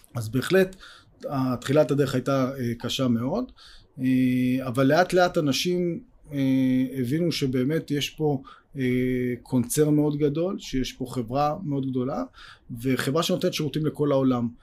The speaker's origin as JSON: {"language": "Hebrew", "country": "Israel", "tie": "born or raised there", "said": "אנחנו גדלנו פה בישראל"}